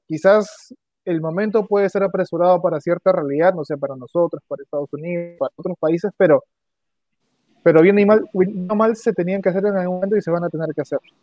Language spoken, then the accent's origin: Spanish; Peru; como peruano